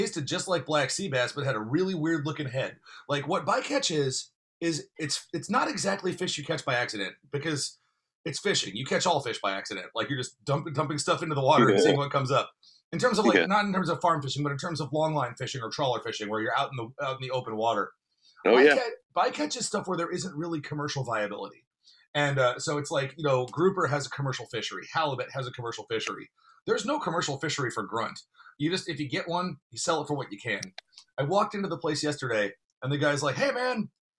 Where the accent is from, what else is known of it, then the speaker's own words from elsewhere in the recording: North Carolina, United States; I'm originally from North Carolina. I moved around a lot, but I'm originally from North Carolina.